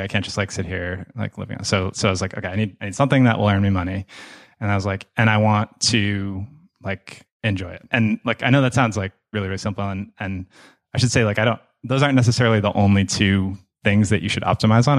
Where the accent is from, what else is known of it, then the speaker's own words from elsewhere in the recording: Boston, Massachusetts, United States; moved away as an adult; now in Cape Town, South Africa; I grew up in Boston, uh, in the suburbs of Boston